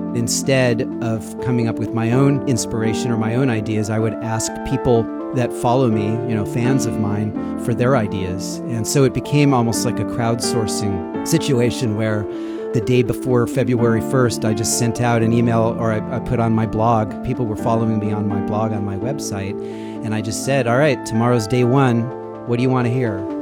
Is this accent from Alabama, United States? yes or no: no; Sacramento, California, United States; growing up in Sacramento, there's the Sacramento River and the American River. So I spent much of my youth riding my bike or hiking or whatever around the American River.